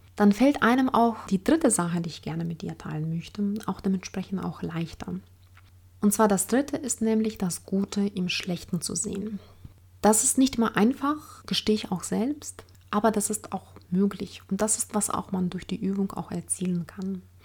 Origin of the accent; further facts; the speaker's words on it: Ukraine; now in Germany; Ich komme selbst aus der Ukraine